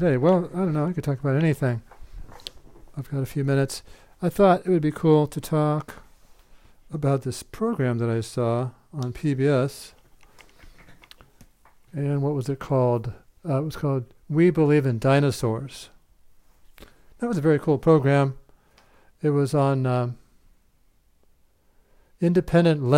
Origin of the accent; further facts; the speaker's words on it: Iowa, United States; when I grew up in Iowa, it was near one of the largest, if not the largest, community of Amish people in America